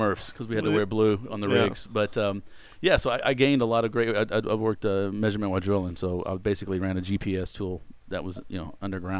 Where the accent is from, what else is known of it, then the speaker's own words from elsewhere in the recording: Sugar Land, Texas, United States; also born or lived in Houston; I was born and raised in Sugar Land. Born and raised here, okay. Yeah, down here.